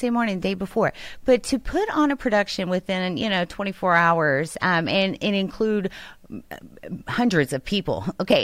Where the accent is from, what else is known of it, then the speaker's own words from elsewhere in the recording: Houston, Texas, United States; as a Houstonian, I grew up in Houston, right in the thick of it.